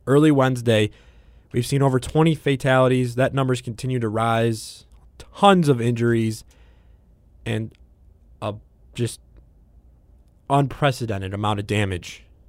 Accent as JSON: {"language": "English", "region": "Midwest", "country": "United States", "tie": "born or raised there", "said": "growing up in the Midwest."}